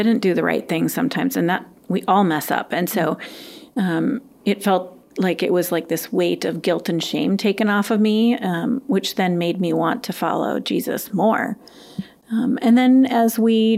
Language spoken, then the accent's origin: English; Madison, Wisconsin, United States; I grew up in the Madison area